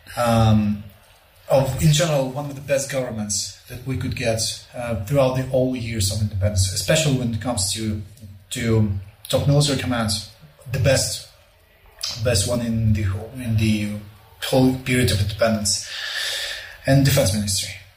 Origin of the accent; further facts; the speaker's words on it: Volnovakha, Donetsk Oblast, Ukraine; Volnovakha, my hometown, which is just north of Mariupol